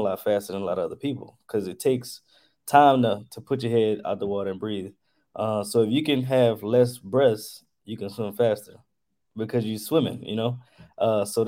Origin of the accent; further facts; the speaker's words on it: Lafayette, Louisiana, United States; I'm from Lafayette, Louisiana